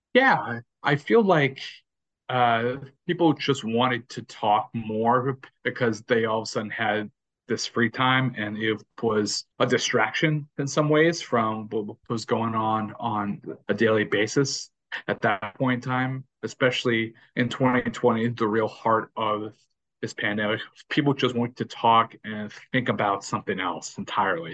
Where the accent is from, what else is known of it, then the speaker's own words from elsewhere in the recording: Houston, Texas, United States; growing up in Houston, I was a short, fat kid who just loved playing basketball